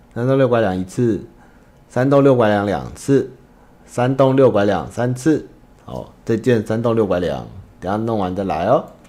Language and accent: Chinese; central Taiwan, Taiwan; 我是中部的人